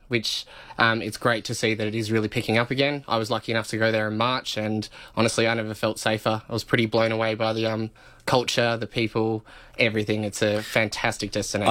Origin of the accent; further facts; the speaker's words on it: Alice Springs, Northern Territory, Australia; I'm from Alice Springs